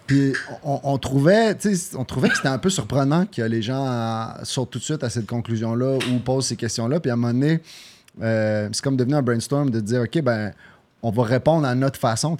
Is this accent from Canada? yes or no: yes; Quebec City, Quebec, Canada; je suis né au Québec, à Québec, mais mes deux parents viennent de, Sarajevo